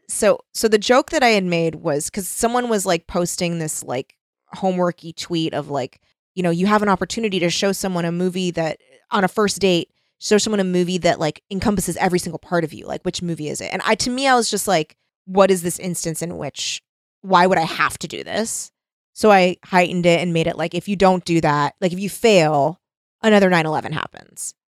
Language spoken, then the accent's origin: English; United States; as an American